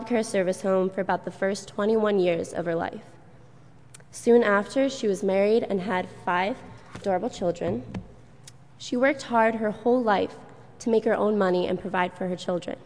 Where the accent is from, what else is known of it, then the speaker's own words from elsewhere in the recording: Ridgefield, United States; I grew up in Ridgefield